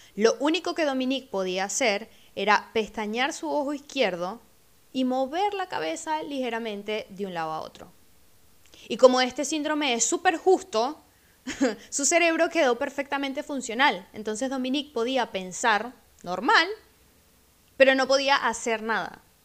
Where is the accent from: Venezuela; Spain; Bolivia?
Venezuela; moved away; mi país, de donde vengo, Venezuela